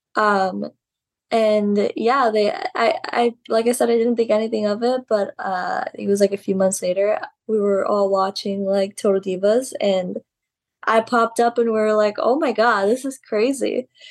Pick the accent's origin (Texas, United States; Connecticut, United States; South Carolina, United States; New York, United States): Texas, United States; Laredo; my hometown Laredo